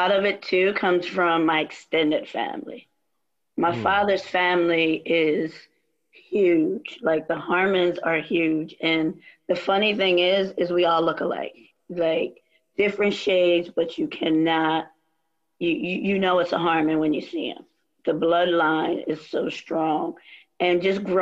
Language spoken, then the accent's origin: English; Trenton, New Jersey, United States; moved away as an adult; also born or lived in Wilmington, North Carolina / Virginia / Washington, District of Columbia, United States / Albany; I originally born and raised outside of Trenton, New Jersey